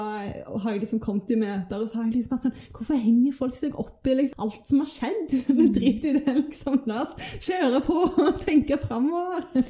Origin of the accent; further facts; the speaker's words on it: Stavanger, Rogaland, Norway; Jeg kommer fra Stavanger. Jeg husker barndommen min som bare liksom fryd og gammen